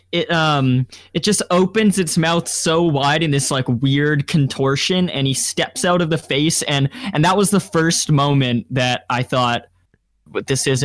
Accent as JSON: {"language": "English", "country": "Canada", "said": "we're Canadian"}